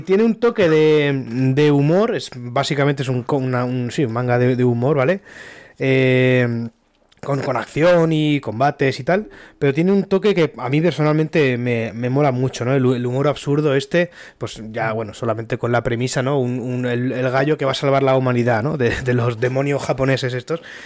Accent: Elda, Valencian Community, Spain; yo soy de Elda, una ciudad aquí en Alicante

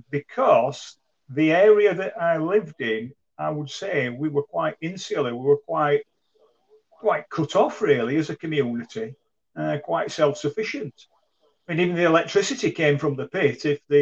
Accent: Crofton, Yorkshire and the Humber, United Kingdom; And I was brought up in Crofton as well.

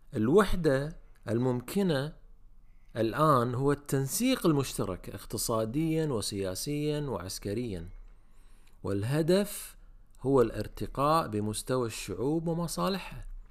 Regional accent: Kuwait; عندنا بالكويت

